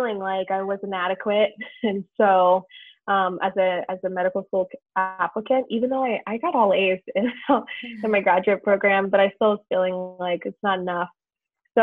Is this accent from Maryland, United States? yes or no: yes; Southern Maryland, United States; moved away; I'm originally from Maryland. I grew up in Maryland